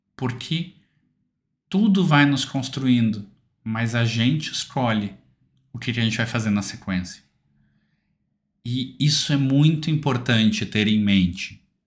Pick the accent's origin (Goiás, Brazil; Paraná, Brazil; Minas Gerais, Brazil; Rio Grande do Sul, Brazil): Rio Grande do Sul, Brazil; Porto Alegre; eu sou de Porto Alegre